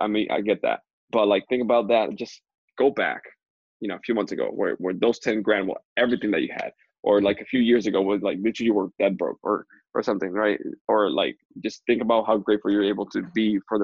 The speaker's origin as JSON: {"language": "English", "country": "Dominican Republic", "tie": "born or raised there", "moved": "as an adult", "said": "I'm from Dominican Republic, born and raised there"}